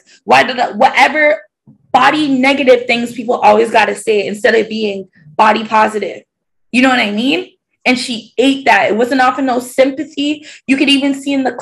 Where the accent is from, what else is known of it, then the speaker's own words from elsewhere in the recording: Toronto, Ontario, Canada; I'm like from the East End, Scarborough